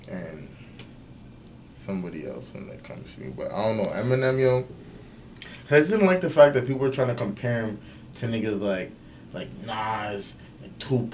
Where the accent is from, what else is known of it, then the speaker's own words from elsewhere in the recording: Toronto, Ontario, Canada; I grew up in Galloway, see? And that's like from the east side of the city.